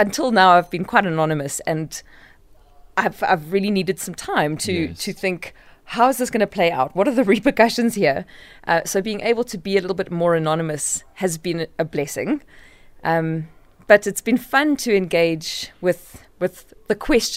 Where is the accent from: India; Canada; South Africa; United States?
South Africa